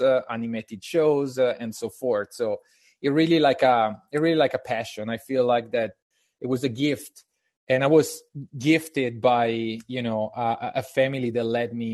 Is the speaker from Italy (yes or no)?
yes; Italy; English is a second language; moved away as an adult; now in United States; I'm Italian, and I moved to the United States in 2015.